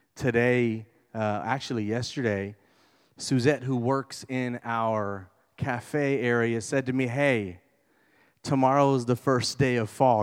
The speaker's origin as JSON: {"language": "English", "town": "Houston", "region": "Texas", "country": "United States", "said": "I'm from Greens Point"}